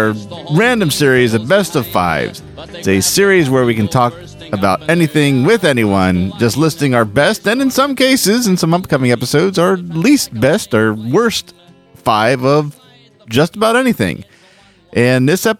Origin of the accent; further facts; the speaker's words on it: Philadelphia, Pennsylvania, United States; now in Orlando, United States; I grew up in the Northeast, well, in the Philadelphia area